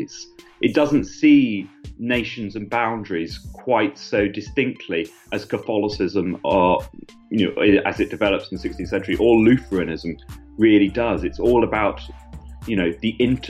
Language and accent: English; Suffolk, East Anglia, East of England, United Kingdom; growing up in East Anglia, especially in Suffolk